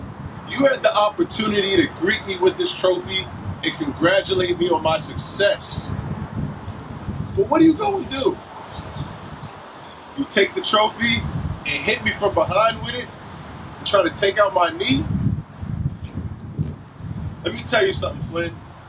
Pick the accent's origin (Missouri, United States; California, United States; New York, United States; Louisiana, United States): New York, United States; New York City; moved away; also born or lived in Cleveland, Ohio; And I'm from New York City